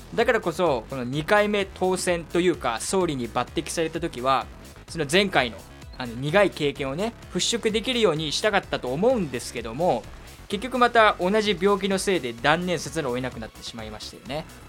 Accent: Kyushu, Japan; moved away; 僕の地元の九州

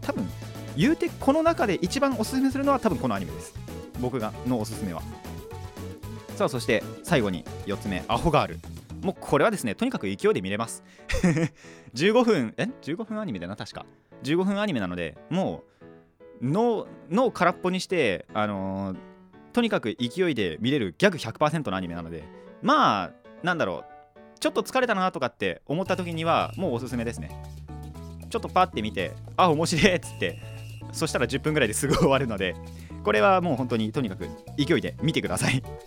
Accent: Kanagawa, Japan; 僕の地元で近いのは小田原か、えっと、本厚木町田

